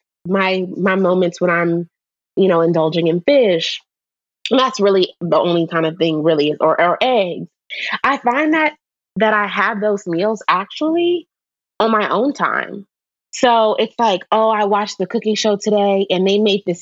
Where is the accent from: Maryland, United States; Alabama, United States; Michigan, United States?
Maryland, United States; I'm from Maryland